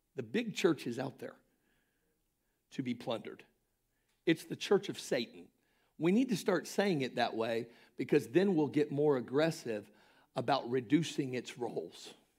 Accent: Polk County, Florida, United States; Polk County, Florida, which is which happens to be my hometown and county

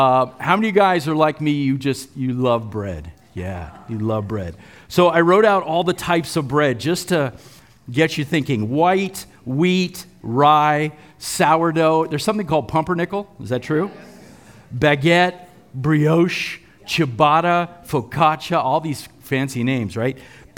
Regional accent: California, United States; When I was growing up in the West San Fernando Valley, I'm really going to date myself here.

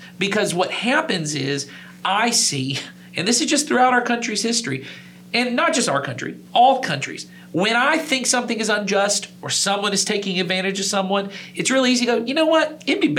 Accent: United States; as American Christians

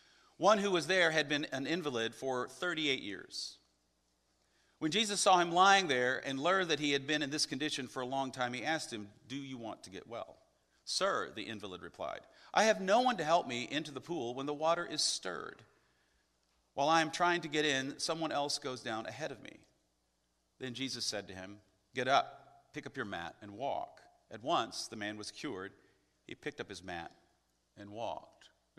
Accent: the Bible Belt, United States; I grew up in the Bible Belt, the buckle of the Bible Belt

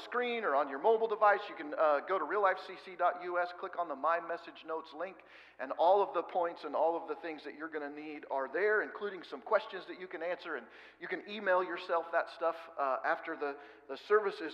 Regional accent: Oregon, United States; now in Kansas, United States; We live in Kansas where there's lots of grain around, and I'm from Oregon.

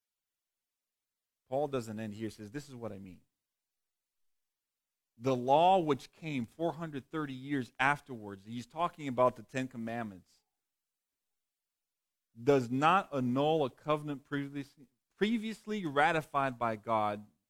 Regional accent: Massachusetts, United States; moved away; also born or lived in Texas; I grew up in Massachusetts

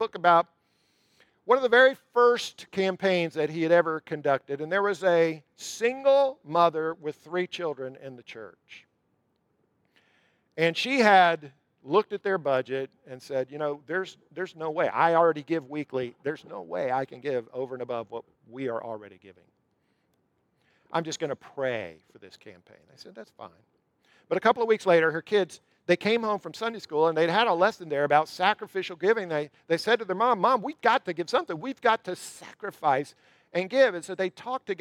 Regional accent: Jacksonville, Florida, United States; moved away; I'm from Jacksonville. My mom still lives in Jacksonville

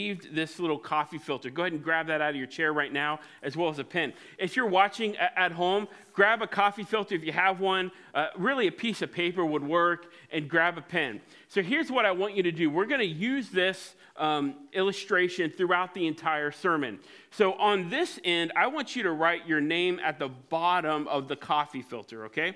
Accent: Cincinnati, Ohio, United States; Growing up in Cincinnati at White Oak Christian Church

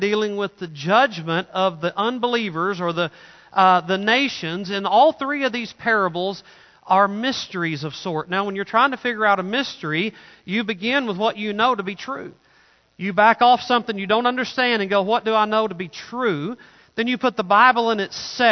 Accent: Arkansas, United States; moved away; I grew up in Arkansas

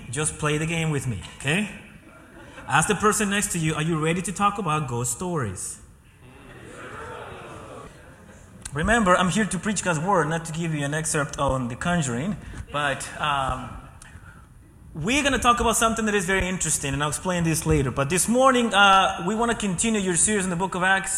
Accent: Ecuador; moved away; being born and raised in Ecuador

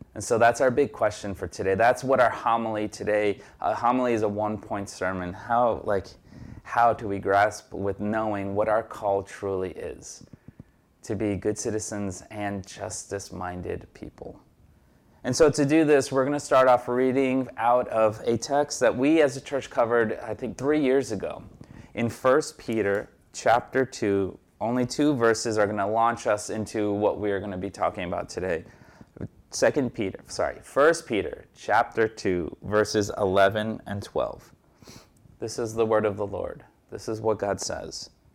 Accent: Brazil; now in Jersey City, United States; I was born in Brazil and I'm a naturalized citizen

